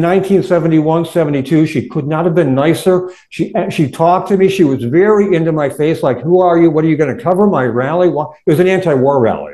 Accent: Warren, Michigan, United States; I grew up in Warren, all right, right on the northern border of Detroit, Michigan

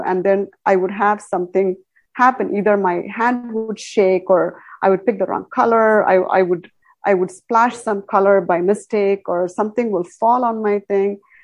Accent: India; moved away; I come from India, where we do a lot of cosmic work through Vedic astrology and all that, I think uh, in India, we're very much connected

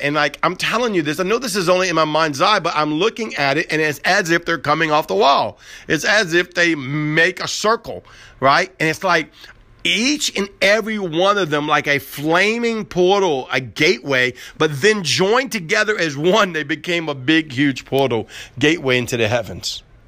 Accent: New Orleans, Louisiana, United States; I grew up in Southern New Or-, New Orleans

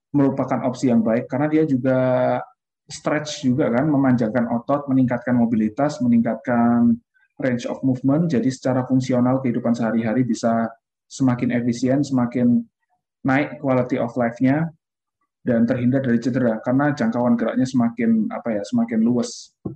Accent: Indonesia; kita dari Indonesia

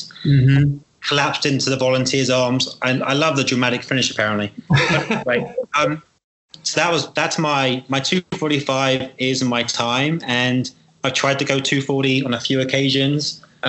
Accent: United Kingdom; And maybe it's about being British and being used to the rain.

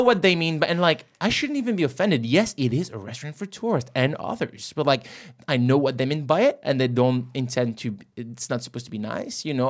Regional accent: France; not in my home country anymore.

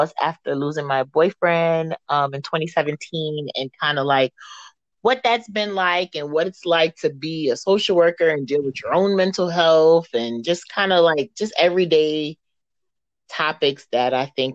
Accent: New York City, New York, United States; I'm from the Bronx, born and raised

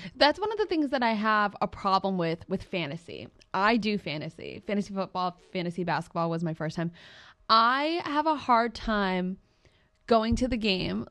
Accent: New England, United States; we're from New England

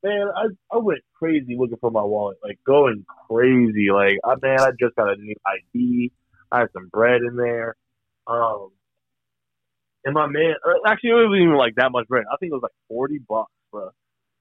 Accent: Virginia, United States; I'm from Virginia

